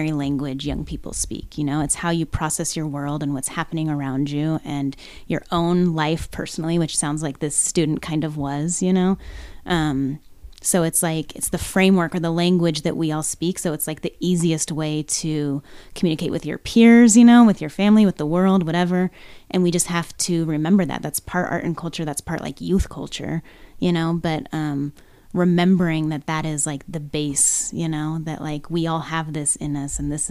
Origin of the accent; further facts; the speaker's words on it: Reno, Nevada, United States; also born or lived in Seattle / Los Angeles; Born and raised here